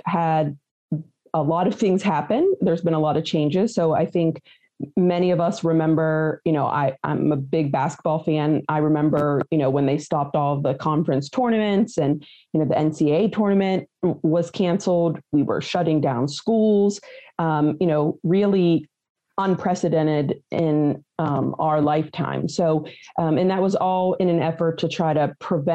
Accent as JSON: {"language": "English", "town": "Weirton", "region": "West Virginia", "country": "United States", "tie": "born or raised there", "said": "I'm a native West Virginian. I originally hail from Weirton, West Virginia"}